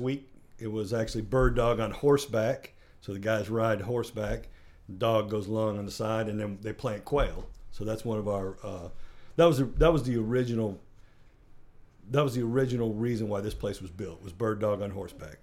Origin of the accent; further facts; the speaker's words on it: Kalamazoo, Michigan, United States; moved away; I'm originally from Kalamazoo, Michigan